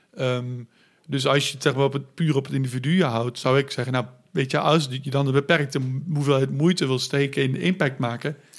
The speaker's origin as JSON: {"language": "Dutch", "country": "Netherlands", "said": "als samenleving, als Nederlanders"}